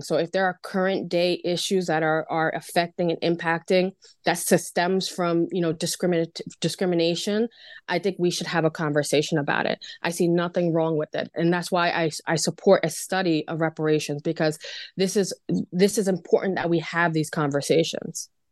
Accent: Long Island, New York, United States; I'm from Long Island, so I like to refer to Levittown

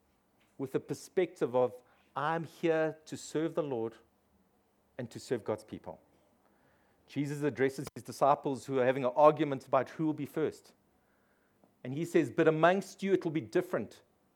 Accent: London, United Kingdom; because I'm from the East End, I know how to drive, you know.

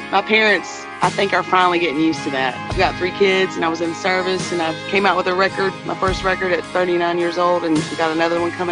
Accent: Texas, United States; It comes from a place where we all have common ground because we're all from the East Texas areas.

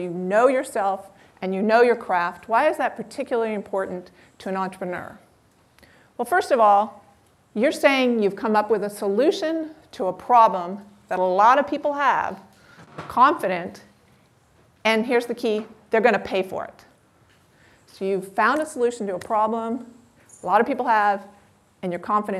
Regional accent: Palo Alto, California, United States; I grew up in Palo Alto

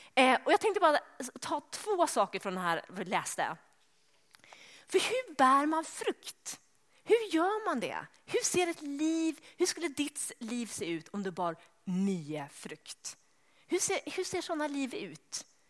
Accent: Sweden; eftersom jag är svensk så pratar jag sådär svarsk

